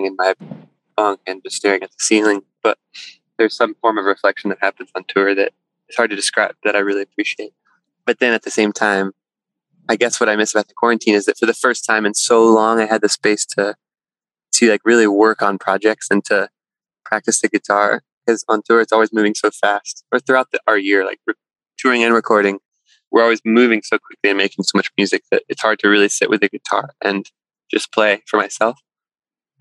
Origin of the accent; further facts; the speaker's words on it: Texas Hill Country, United States; moved away as an adult; also born or lived in Boston; now in Topanga, United States; I grew up in Texas in the hill country, like just landlocked from the ocean